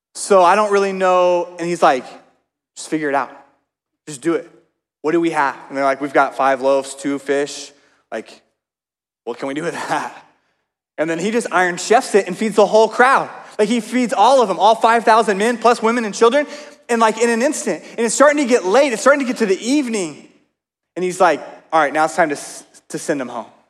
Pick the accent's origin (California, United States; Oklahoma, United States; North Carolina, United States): Oklahoma, United States; moved away; I grew up in Oklahoma